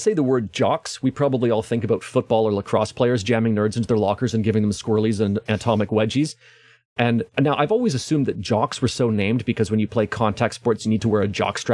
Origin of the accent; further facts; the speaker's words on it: Canada; accent: Canadian; my Canadian accent